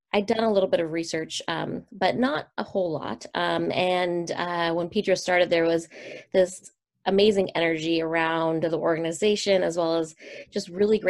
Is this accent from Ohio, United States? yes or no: no; Seattle, Washington, United States; also born or lived in San Francisco; I was born and raised in Seattle, Washington